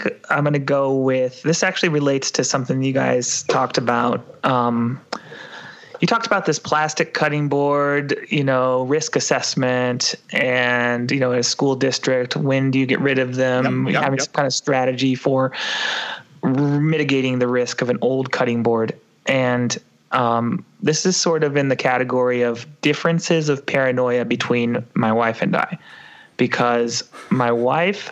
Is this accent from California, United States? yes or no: yes; California, United States; I grew up eating avocados in California